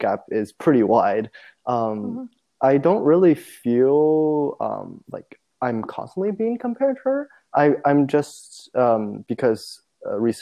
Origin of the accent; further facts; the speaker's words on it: China; moved away; growing up, I grew up in China